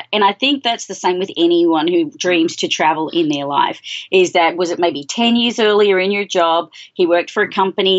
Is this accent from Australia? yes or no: yes; Australia; moved away as an adult; now in United States; I'm Australian, in case anyone's wondering what the accent is